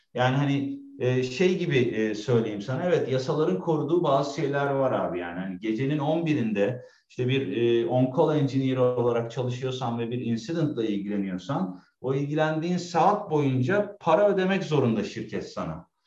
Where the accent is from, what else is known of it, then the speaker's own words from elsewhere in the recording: Istanbul, Turkey; moved away as an adult; also born or lived in Germany; now in Berlin, Germany; 40 yaşında da geri geldim yani 37 yıl e, Türkiye'de İstanbul'da yaşadıktan sonra